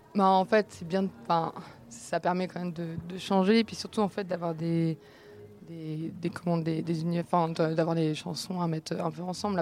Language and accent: French; Rennes, Brittany, France; j'ai grandi à Rennes